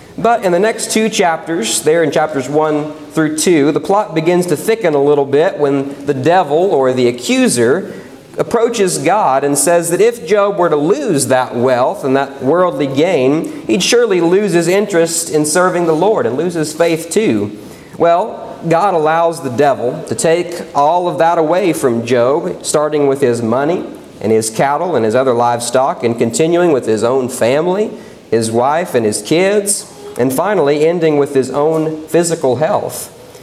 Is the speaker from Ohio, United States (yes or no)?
no; West Virginia, United States; moved away; where I grew up in West Virginia